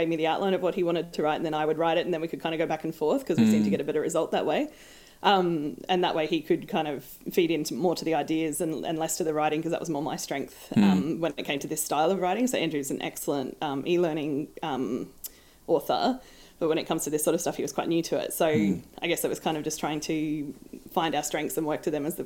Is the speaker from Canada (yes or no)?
no; Australia; as an Australian